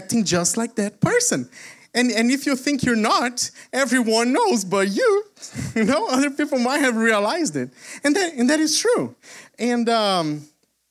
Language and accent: English; Brazil; moved away; I am originally from Brazil